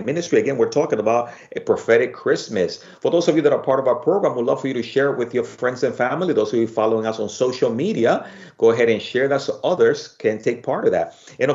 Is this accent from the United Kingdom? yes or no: no; Dominican Republic; now in United States; I'm originally from the Dominican Republic